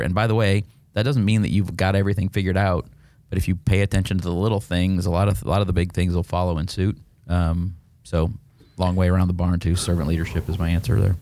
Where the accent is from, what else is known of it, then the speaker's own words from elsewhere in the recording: Neely, Nebraska, United States; moved away as an adult; also born or lived in Boston / Kansas City; I grew up in a town of fifteen hundred people in rural Nebraska.